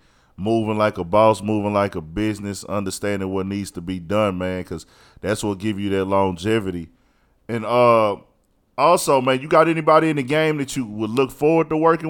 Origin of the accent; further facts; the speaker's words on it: Houston, Texas, United States; I'm from Houston